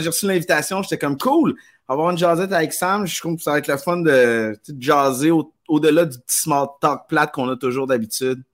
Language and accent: French; Quebec, Canada; j'ai grandi au Québec